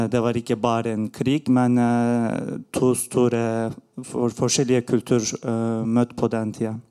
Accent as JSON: {"language": "Norwegian", "country": "Turkey", "second_language": "Norwegian", "moved": "yes", "lives_now": "Norway", "said": "Eh, mitt navn er …, og eh, jeg kom eh, til Norge fra Tyrkia for fem år siden."}